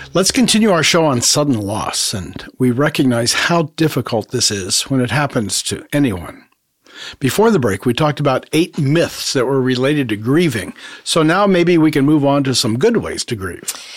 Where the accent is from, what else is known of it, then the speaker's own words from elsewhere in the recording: Honduras; moved away; I grew up in Latin America and in the Latino community